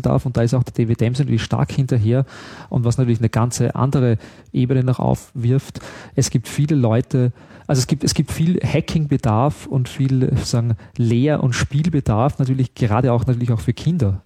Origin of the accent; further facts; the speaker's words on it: Austria; ich darf das ja als Österreicher wirklich sagen